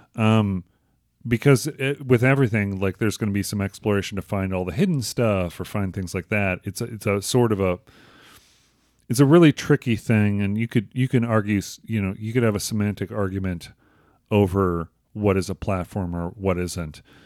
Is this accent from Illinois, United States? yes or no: yes; Crystal Lake, Illinois, United States; my hometown of Crystal Lake